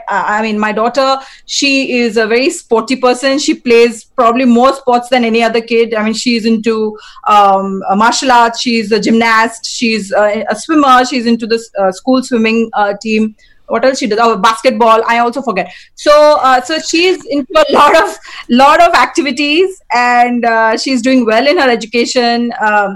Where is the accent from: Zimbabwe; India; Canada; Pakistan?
India; I'm Indian, and we have like Indian festivals